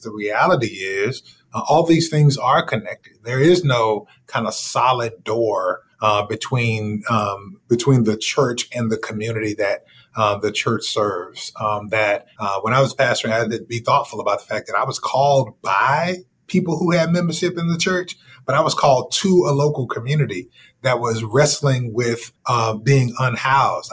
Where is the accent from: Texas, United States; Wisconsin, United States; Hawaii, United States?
Texas, United States; Dallas; I grew up in Dallas, Texas